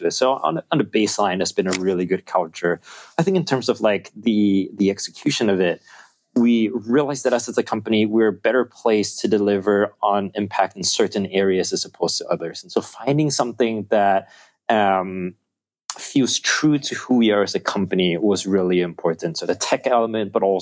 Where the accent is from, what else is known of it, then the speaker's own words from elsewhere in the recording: Singapore; the country that we're from Singapore